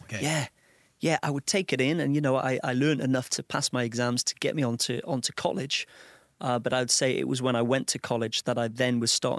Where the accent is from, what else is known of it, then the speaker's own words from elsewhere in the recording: Old Colwyn, Wales, United Kingdom; Old Colwyn. A small, sleepy place, you know, not a lot going on there.